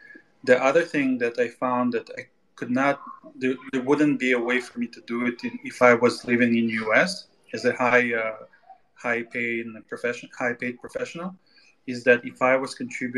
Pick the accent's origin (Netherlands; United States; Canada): Canada; I'm Canadian